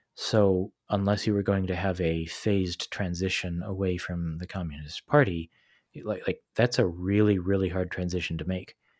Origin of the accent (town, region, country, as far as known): United States; moved away as an adult; also born or lived in China